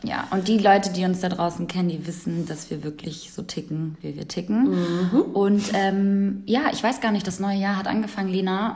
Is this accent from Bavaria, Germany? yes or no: no; Cologne, North Rhine-Westphalia, Germany; also born or lived in Kosovo; now in Hamburg, Germany; Komm eigentlich aus Köln